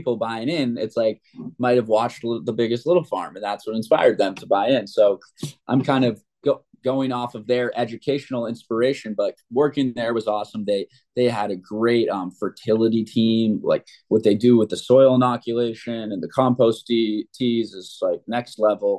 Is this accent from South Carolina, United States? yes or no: no; Massachusetts, United States; moved away as an adult; also born or lived in North Carolina; I'm from Massachusetts